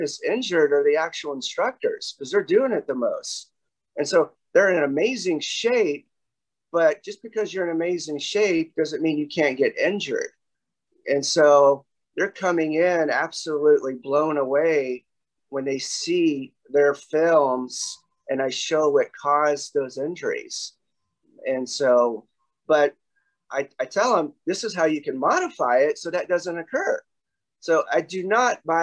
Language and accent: English; the South, United States; moved away as an adult; also born or lived in Oklahoma / Texas; So Oklahoma and Texas is where I spent all my life till I was 20